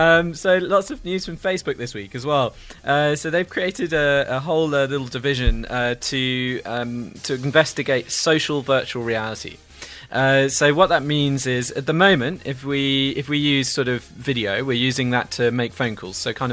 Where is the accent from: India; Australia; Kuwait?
India; English is a second language; I'm not really English. It's not my first language.